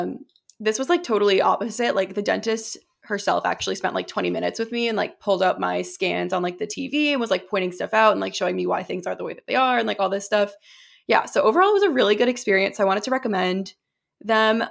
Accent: New Hampshire, United States; moved away; also born or lived in Massachusetts; I moved from Massachusetts to New Hampshire when I was, like, eight years old

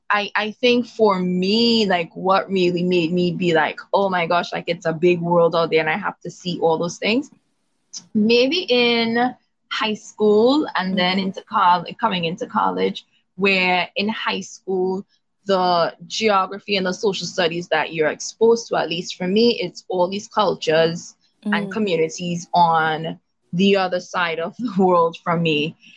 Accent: Trinidad & Tobago; being West Indian, born and raised in Trinidad. In particular, my grandmother's from Tobago, but I was born and raised on the island of Trinidad.

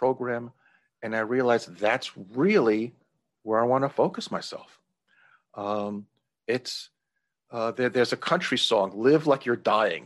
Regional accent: New York, United States; I'm originally from New York, but moved to, uh, to downtown New York

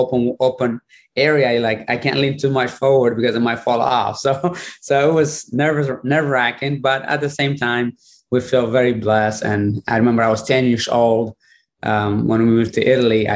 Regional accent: Eritrea; moved away; I was born in Eritrea, which is northeast of Africa, on Horn of Africa, and no electricity, no running water

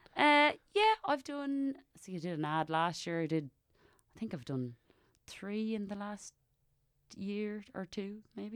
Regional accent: Wexford, Leinster, Ireland; Every time I tell them I'm from Wexford

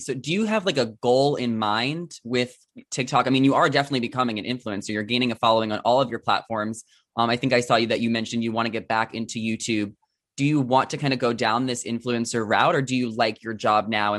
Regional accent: Long Island, New York, United States; moved away as an adult; I grew up in Long Island.

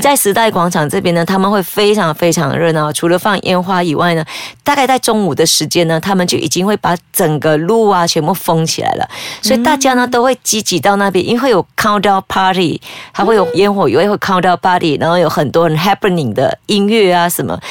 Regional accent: Malaysia; 我们马来西亚人

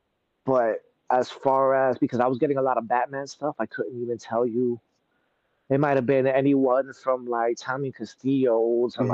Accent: New York City, New York, United States; moved away as an adult; now in Hoboken, United States; Originally, I'm from Brooklyn, New York, but when me and my wife got married, we moved to Hoboken, New Jersey

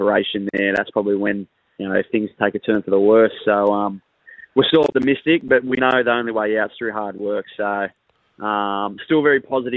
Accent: Wagga Wagga, New South Wales, Australia; born and raised in Wagga

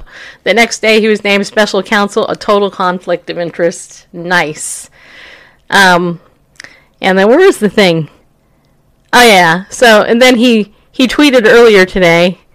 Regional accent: New York, United States; I'm from New York. Just so you know, I was born there

